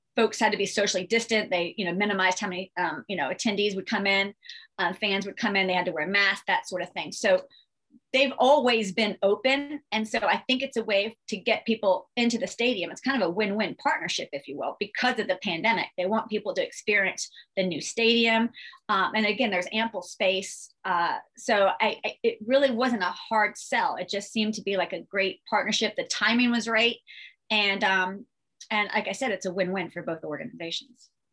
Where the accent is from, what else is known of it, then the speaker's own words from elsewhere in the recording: Northern Virginia, United States; now in Richmond, United States; I was born and raised in Virginia, love Virginia, moved from Northern Virginia to Richmond